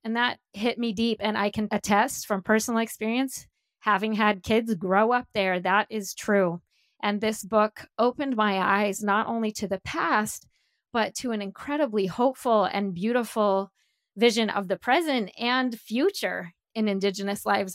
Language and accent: English; Colorado, United States; now in California, United States; I grew up in Colorado